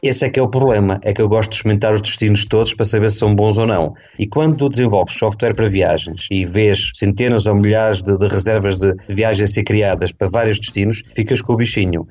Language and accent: Portuguese; Estoril, Lisbon, Portugal; also born or lived in Tires; now in Paços de Ferreira, Portugal; eu nasci no Estoril, entretanto, acabei por vir para o Porto, Passos de Ferreira e cá fiquei